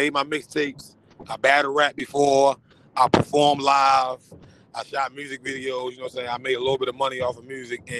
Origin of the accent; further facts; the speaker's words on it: Baltimore, Maryland, United States; I'm from Northeast Baltimore. You know what I'm saying? I got a lot of ties with the whole East Baltimore, some West, but I'm originally from Northeast Baltimore